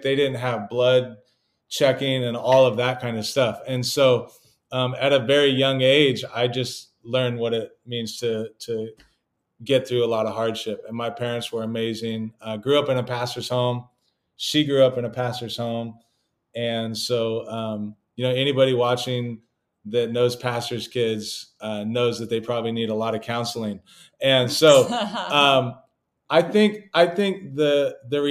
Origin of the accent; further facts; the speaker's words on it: California, United States; I come from California